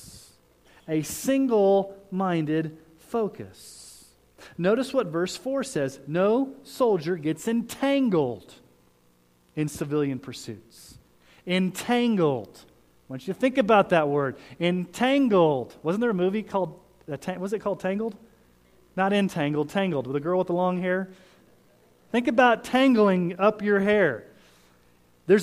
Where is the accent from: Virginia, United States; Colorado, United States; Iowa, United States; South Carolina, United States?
Colorado, United States; Colorado Springs; I grew up in Colorado Springs, and that's a military town